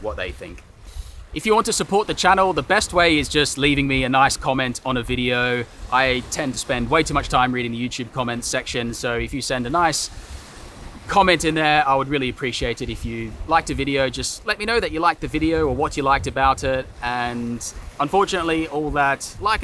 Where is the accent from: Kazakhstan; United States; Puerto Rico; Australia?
Australia; moved away as an adult; now in London, United Kingdom; I'm Australian, so I live there obviously